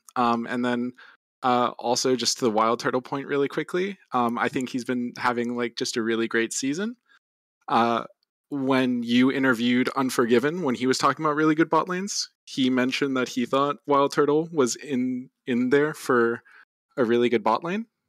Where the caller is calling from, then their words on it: Tampa, Florida, United States; I'm calling from Tampa, Florida